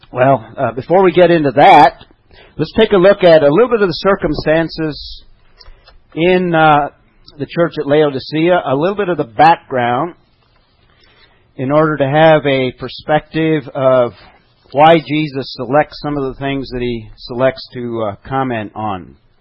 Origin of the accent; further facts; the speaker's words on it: Albuquerque, New Mexico, United States; I come from New Mexico, Albuquerque.